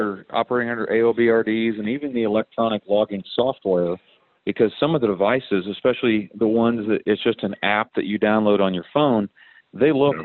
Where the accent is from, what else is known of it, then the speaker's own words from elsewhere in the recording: Missouri, United States; now in Kansas, United States; I grew up over in Missouri